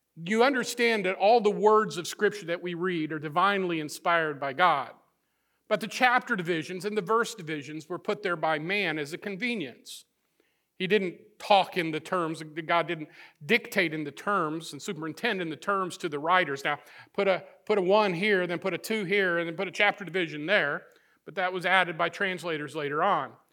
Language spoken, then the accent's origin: English; northern Missouri, United States; moved away; I grew up in the Midwest, in the, uh, the northern part of the state of Missouri